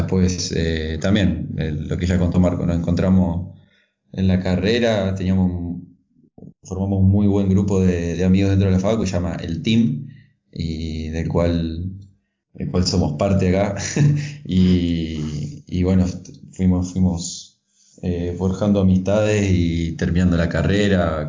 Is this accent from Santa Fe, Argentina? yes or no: yes; Gálvez, Santa Fe, Argentina; moved away as an adult; yo no soy de Santa Fe, soy de, de Galvez, que es una ciudad entre Rosario y Santa Fe, me fui a vivir a, a la ciudad para estudiar